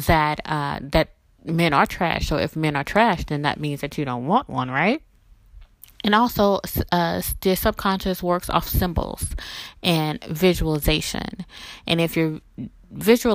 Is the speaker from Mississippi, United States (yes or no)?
yes; Mississippi, United States; now in New Orleans, United States; I live in New Orleans, blah, blah, blah, blah. You know, I'm from Mississippi